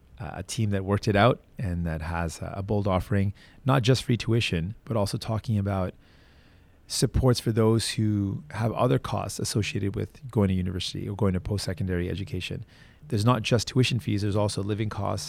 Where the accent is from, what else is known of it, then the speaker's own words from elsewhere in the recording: Toronto, Ontario, Canada; I was born in Toronto, born in Scarborough